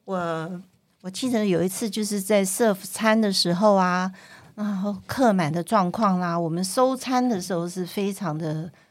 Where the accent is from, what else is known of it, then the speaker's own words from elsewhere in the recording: Guangdong, China; 因为我是我是广东人嘛，所以我有很多亲戚都还在香港，像表姐啊那些。